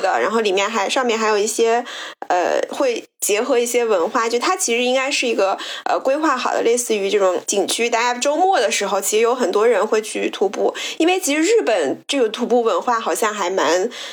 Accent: Hanzhong, Shaanxi, China; moved away; 这个王妈妈到我的老家去玩，就是我小时候生活的地方，然后是在陕西的汉中

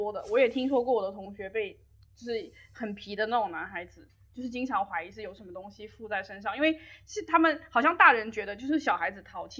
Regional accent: Guangdong, China; 就我是广东人，

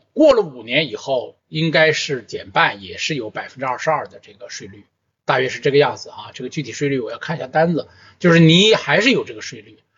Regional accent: China; 我们中国人的土地是向国家租赁的嘛

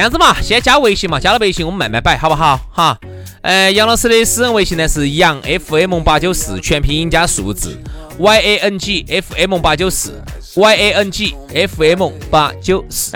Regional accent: Sichuan, China; 我们四川这边的朋友

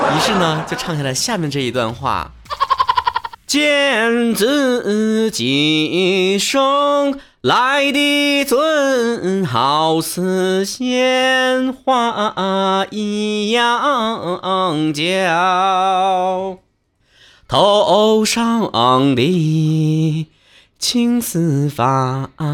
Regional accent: Northeast China, China; 注册成我自己个人商标了啊

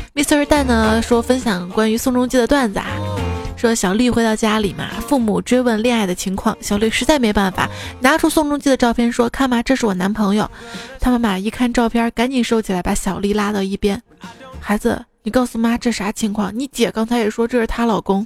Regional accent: Northeast China, China; 我是东北人

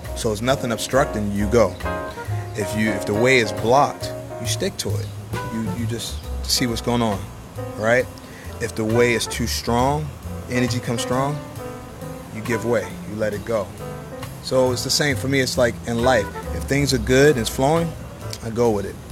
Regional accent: New York, United States; I'm from New York.

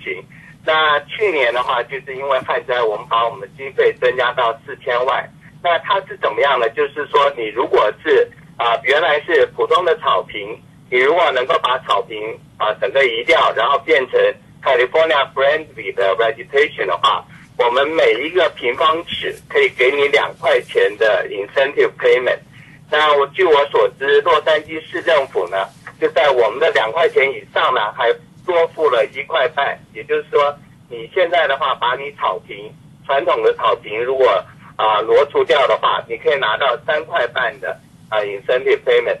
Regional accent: Taiwan; now in California, United States; 我们从台湾来了

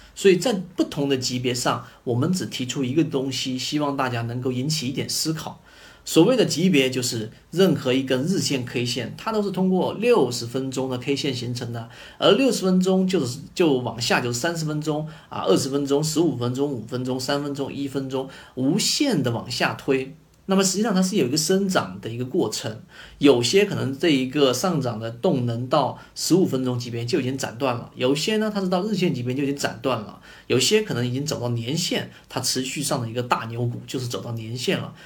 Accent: China; 我们中国人的这种教育体制

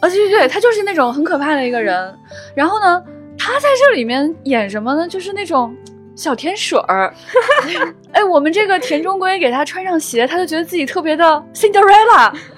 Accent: Xi'an, Shaanxi, China; 李夏呢还是我的老乡，我就很期待西安人

